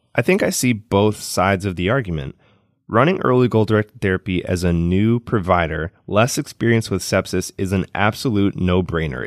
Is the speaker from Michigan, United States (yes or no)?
yes; Detroit, Michigan, United States; my hometown, the Motor City